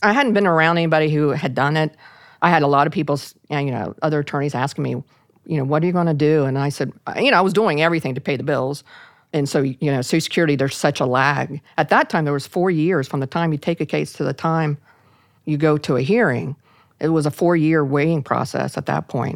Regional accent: Parkersburg, West Virginia, United States; in my hometown of, a little town of Parkersburg, West Virginia.

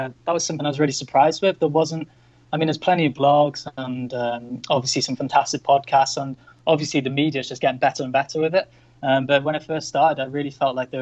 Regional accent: North Wales, United Kingdom; moved away as an adult; also born or lived in Chiang Mai, Thailand; I'm originally from North Wales in the UK.

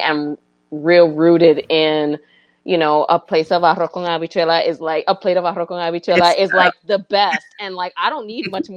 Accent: New York City, New York, United States; moved away as an adult; also born or lived in Puerto Rico (ancestry) / Gambia (ancestry); now in Washington, D.C., United States; I grew up in New York City

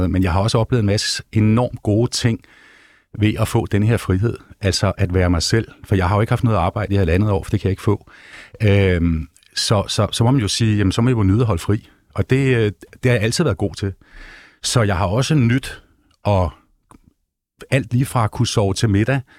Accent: Vesterø, North Denmark Region, Denmark; Øh, for jeg er også Vestø-dreng. Jeg kommer der sådan, her 5-6 år.

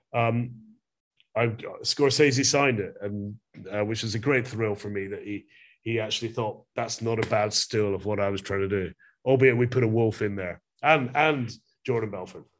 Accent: Glasgow, Scotland, United Kingdom; I'm from Glasgow in Scotland

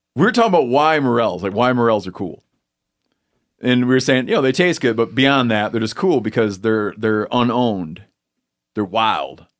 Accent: Twin Lake, United States; I was from Twin Lake.

